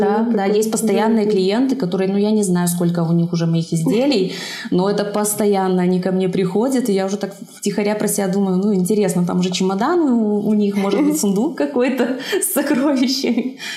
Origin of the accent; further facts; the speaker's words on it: Zhabinka, Brest Region, Belarus; я родилась в Жабинке, закончила там школу